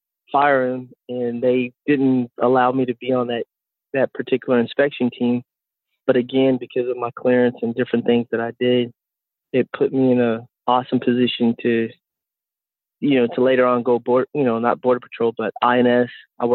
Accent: Jasper, Texas, United States; also born or lived in Germany; I'm originally from Jasper, Texas. Born and raised there, grew up in Dodge schools overseas in Germany.

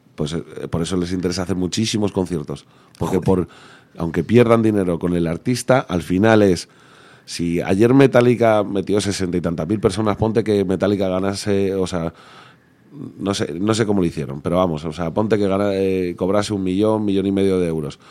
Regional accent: Leganés, Community of Madrid, Spain; yo soy de Leganés yo soy rockero de toda la vida

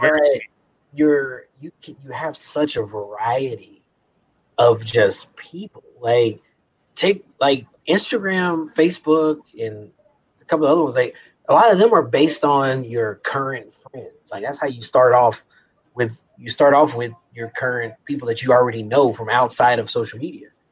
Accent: Kansas City, Missouri, United States; we're both from Kansas City.

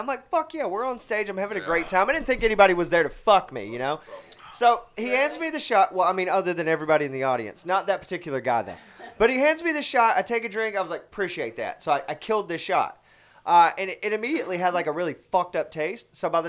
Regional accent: Alabama, United States; I'm from Alabama.

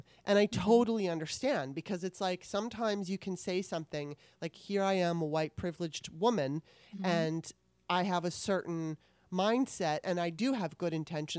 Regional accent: Southern California, United States; I grew up in Southern California

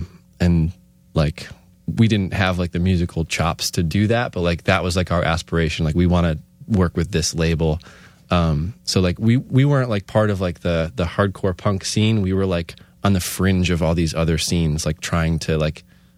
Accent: Scranton, Pennsylvania, United States; I mean, I grew up in Scranton, and Wilkes-Barre was like far for me.

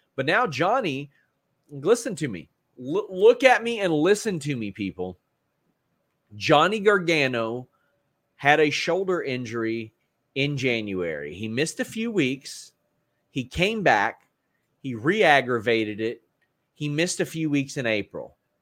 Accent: Kentucky, United States; fellow Kentuckian

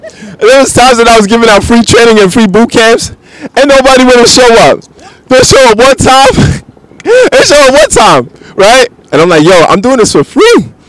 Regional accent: Bronx, New York, United States; because, you know, I'm from the Bronx, one of the most unhealthiest counties in the world.

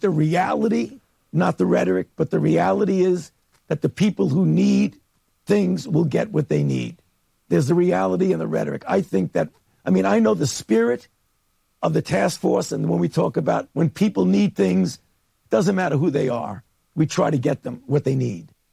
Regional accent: New York City, New York, United States; as a New Yorker

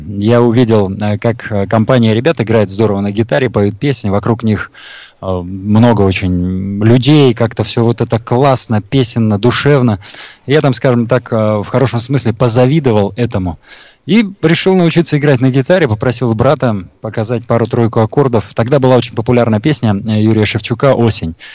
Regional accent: Taboshar, Sughd, Tajikistan; now in Bashkortostan, Russia; Родился я в Средней Азии, э, в Таджикистане, в маленьком поселке Табашар

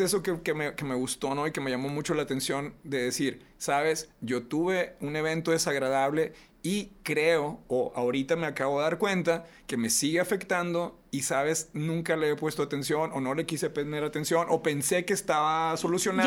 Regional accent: Reynosa, Tamaulipas, Mexico; moved away; soy de Reynosa

